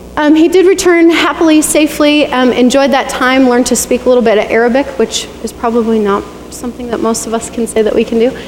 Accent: Bailey, Colorado, United States; moved away as an adult; also born or lived in Reno, Nevada; growing up in Bailey, Colorado

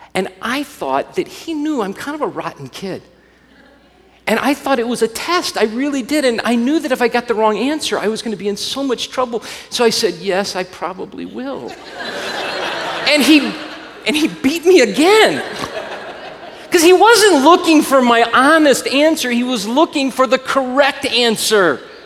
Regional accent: Alabama, United States; I grew up in Alabama

